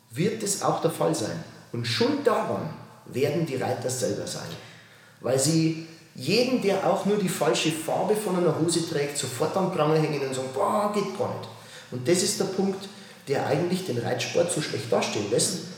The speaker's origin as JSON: {"language": "German", "region": "Bavaria", "country": "Germany", "said": "ich bin ja aus Bayern, wie willst du das sagen?"}